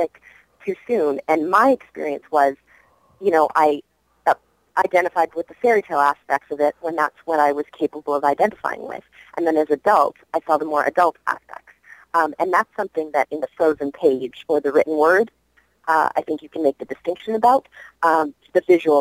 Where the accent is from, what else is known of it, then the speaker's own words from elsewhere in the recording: Vancouver, British Columbia, Canada; now in United States; growing up in Vancouver, Sanrio and Hello Kitty and the Little Twin Stars were huge when I was a little girl